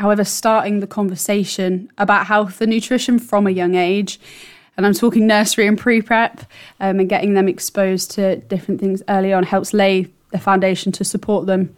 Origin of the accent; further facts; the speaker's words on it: East of England, United Kingdom; Yeah, so I grew up nearby to Berkhamsted. I grew up in Cambridgeshire, and I went to an independent school in the area.